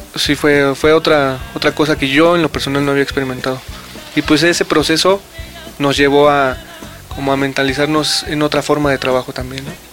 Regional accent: Mexico; somos de México, somos un producto hecho en México

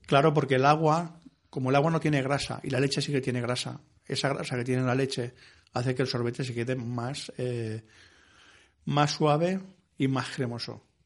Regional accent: Ciudad Real, Castilla-La Mancha, Spain; mi pueblo, en Ciudad Real

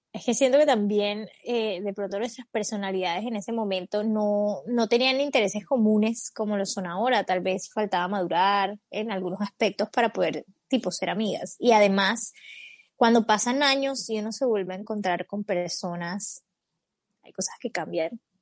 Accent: Colombia; tengo 27 años, soy colombiana

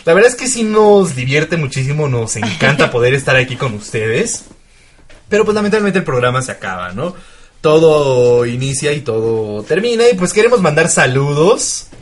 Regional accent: Mexico; como mexicanos

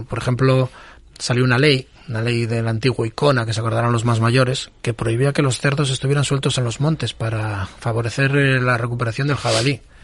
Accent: Asturias, Spain; nosotros somos personas que criamos gochos, que somos asturianos, que estamos muy orgullosos de ser asturianos

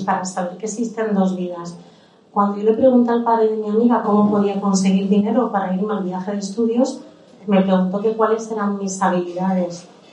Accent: Málaga, Andalusia, Spain; daba cursos de sevillana en la iglesia de mi barrio en El Palo porque yo nací en Málaga

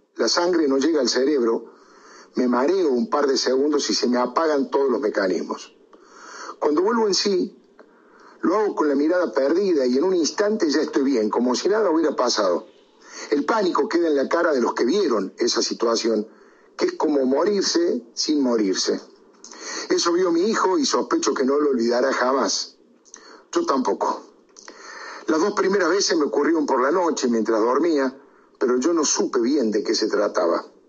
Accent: Córdoba, Argentina; Como buen cordobés

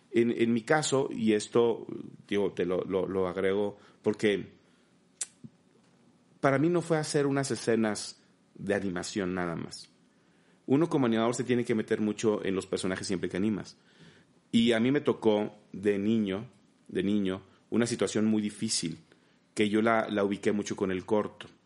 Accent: Mexico; en mi caso, imagínate como mexicano, ser el único mexicano animador

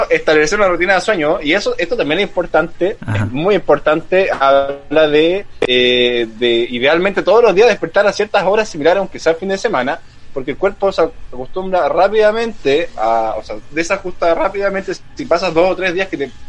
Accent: Chile

